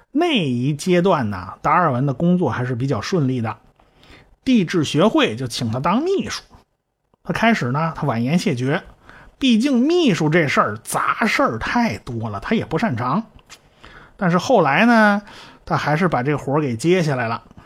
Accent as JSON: {"language": "Chinese", "country": "China", "said": "我们中国人"}